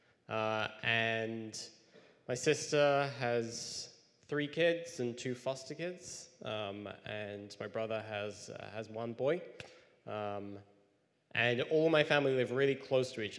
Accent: near Cambridge, East of England, United Kingdom; moved away; I grew up about near Cambridge in England

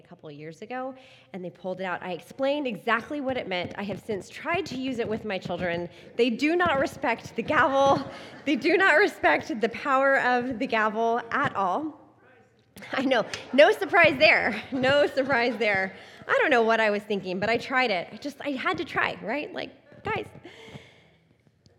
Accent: Texas, United States; moved away; I grew up in Texas

